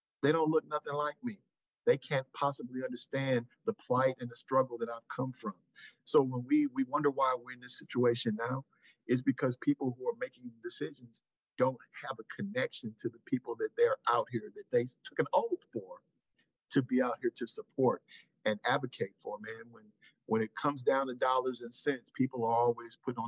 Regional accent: St. Louis, Missouri, United States; I was born here in St. Louis

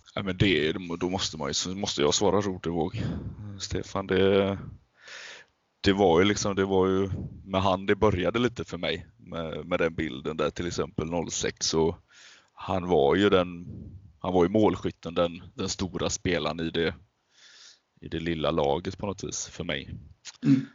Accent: Alingsås, Västra Götaland, Sweden; jag är född och uppvuxen i eh, Alingsås

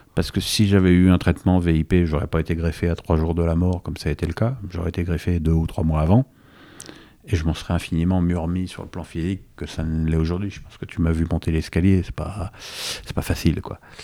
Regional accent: Paris, Île-de-France, France; also born or lived in Seine-et-Marne; je suis né à Paris 8e, hein, tu vois le restaurant L'Avenue.

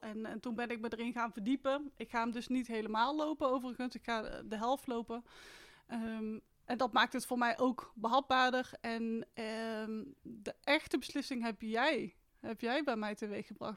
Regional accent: Etten-Leur, North Brabant, Netherlands; Ik ben 30 jaar uit Etteleur.

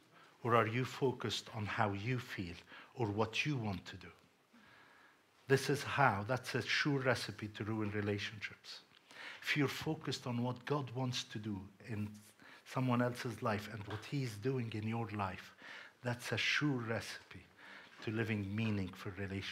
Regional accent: Cyprus; And I have Hellenistic upbringing as well. I mean, I was brought up in Cyprus.

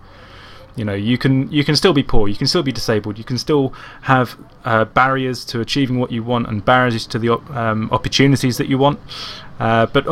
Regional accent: Croydon, London, United Kingdom; now in Gloucester, United Kingdom; from Croydon

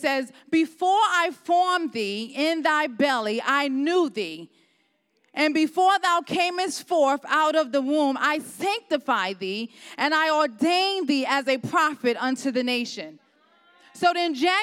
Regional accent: New York City, New York, United States; moved away as an adult; now in Ohio, United States; I'm originally from New York. I lived there for probably 25 years. I was born and raised there.

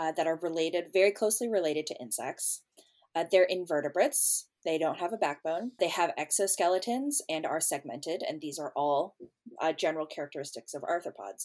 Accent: California, United States; moved away as an adult; now in Baltimore, United States; I grew up on the West Coast

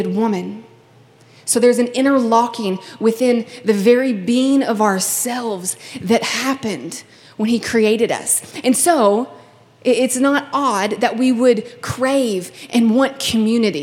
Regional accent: Kentucky, United States; now in California, United States; I'm originally from Kentucky

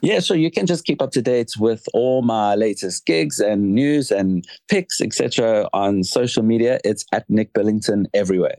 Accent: South Africa; moved away as an adult; now in London, United Kingdom; being South African and I'm based here in London

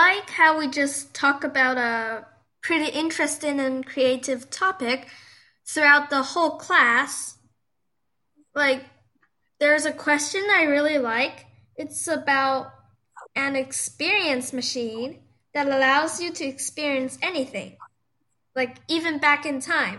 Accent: Shanghai, China; I'm in fifth grade. I came from Shanghai, China

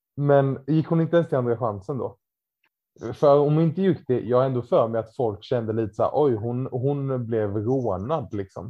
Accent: Ramkvilla, Jönköping County, Sweden; gympan hemma i Ramkvilla på måndagkvällar.

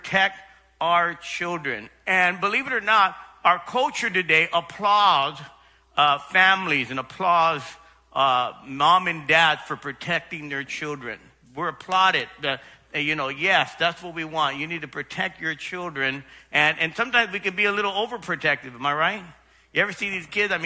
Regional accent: Los Angeles, California, United States; I grew up in South Los Angeles, South L.A.

